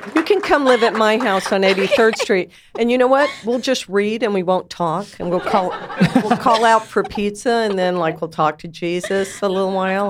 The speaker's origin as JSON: {"language": "English", "country": "United States", "said": "I'm an American"}